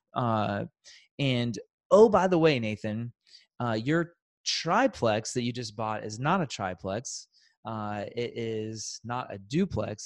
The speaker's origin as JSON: {"language": "English", "town": "Kansas City", "country": "United States", "tie": "born or raised there", "said": "born and raised in Kansas City, so it's been a very natural, wonderful place to grow up"}